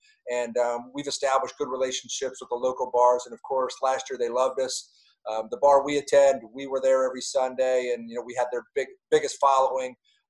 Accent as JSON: {"language": "English", "area": "Canton, Akron area", "region": "Ohio", "country": "United States", "tie": "born or raised there", "moved": "as an adult", "lives_now": "Dallas, United States", "said": "some of the areas where I grew up in the Canton, Akron area."}